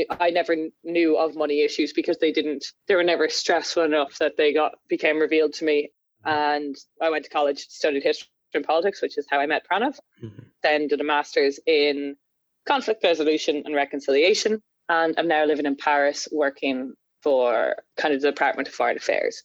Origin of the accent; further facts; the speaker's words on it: Trim, County Meath, Ireland; I grew up in Trim in Meath, the home of the castle at which Braveheart was filmed